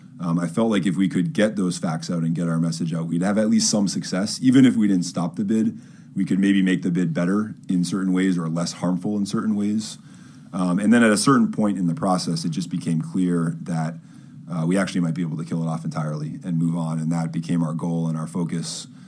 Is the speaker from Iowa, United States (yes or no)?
no; Brookline, Massachusetts, United States; I grew up in Brookline Village